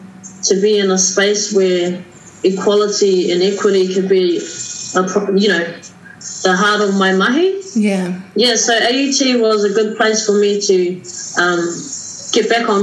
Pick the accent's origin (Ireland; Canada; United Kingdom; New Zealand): New Zealand; Pukekohe, Auckland; I am from Waikato Tainui, Ngāti Tahinga, Ngāti Tamaoho, and also Ngāti Tipa. And I was born and raised out south, South Auckland, Pukekohe, and currently living in Waimahia, which is in Weymouth.